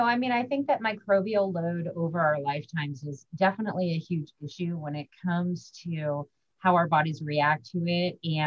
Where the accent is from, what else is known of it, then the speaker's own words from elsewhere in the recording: Hawaii, United States; now in Colorado Springs, United States; I was raised in Hawaii.